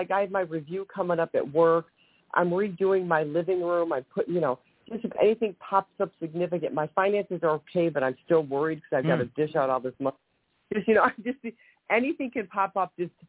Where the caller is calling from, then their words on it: Ohio, United States; from Ohio.